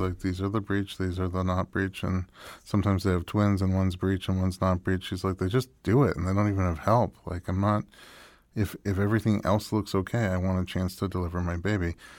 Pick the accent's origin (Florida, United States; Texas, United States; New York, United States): New York, United States; moved away; also born or lived in Nebraska; I grew up in New York